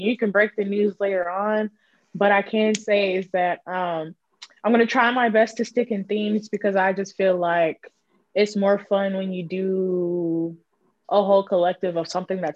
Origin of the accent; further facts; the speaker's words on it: Houston, Texas, United States; moved away as an adult; I just recently moved back to my hometown of Houston